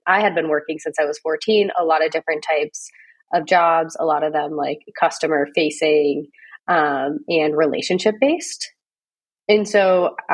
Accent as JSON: {"language": "English", "town": "North Adams", "region": "Massachusetts", "country": "United States", "tie": "born or raised there", "moved": "as an adult", "lives_now": "San Francisco, United States", "said": "I grew up right around Williams in the town next door called North Adams."}